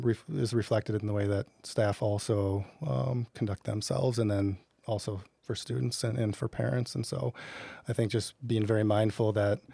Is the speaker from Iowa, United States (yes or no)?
yes; Decorah, Iowa, United States; my wife and I grew up in Northeast Iowa in Decorah.